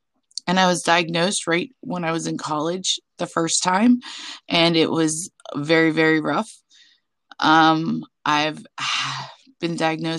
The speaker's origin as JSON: {"language": "English", "region": "Pennsylvania", "country": "United States", "also_born_or_lived": "Arizona / New Jersey / Nebraska", "said": "I've lived in Arizona, New Jersey, Nebraska, but I'm from Pennsylvania, and that's where I'm currently residing."}